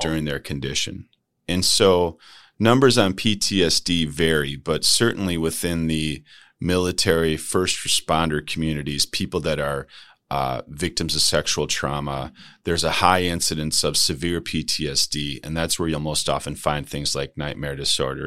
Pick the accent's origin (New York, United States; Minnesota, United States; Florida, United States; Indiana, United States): Minnesota, United States; St. Paul; moved away as an adult; also born or lived in Silicon Valley; I grew up in St. Paul